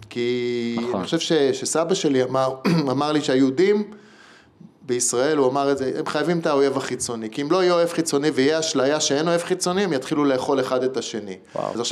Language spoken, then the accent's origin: Hebrew; Belgium; also born or lived in England; אני גרתי שנה {S1} באוסטרליה ואני גדלתי בתור ילד בבלגיה וגדלתי באנגליה בתיכון.